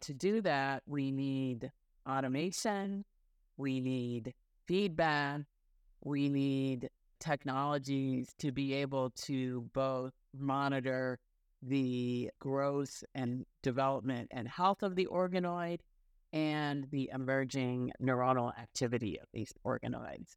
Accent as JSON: {"language": "English", "region": "rural Illinois", "country": "United States", "tie": "born or raised there", "also_born_or_lived": "Cairo, Egypt", "said": "I was born in Cairo, Egypt, but moved to the United States when I was really young and grew up in rural Illinois."}